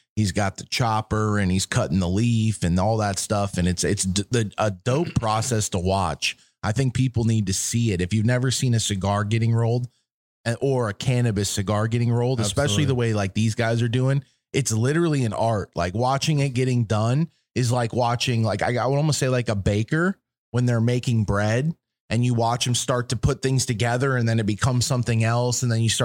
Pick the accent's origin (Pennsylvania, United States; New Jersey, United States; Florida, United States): Florida, United States; coming from out of town, I'm from Florida, man. We get the best seafood in Florida.